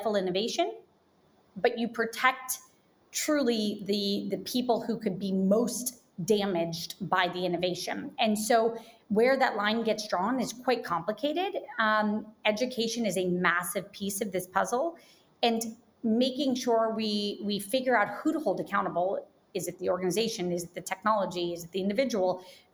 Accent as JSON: {"language": "English", "town": "Jacksonville", "region": "Florida", "country": "United States", "tie": "born or raised there", "said": "I grew up in Jacksonville, Florida"}